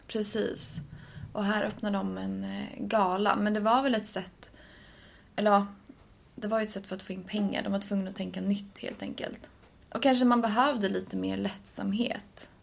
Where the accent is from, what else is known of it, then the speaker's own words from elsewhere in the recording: Sweden; som svensk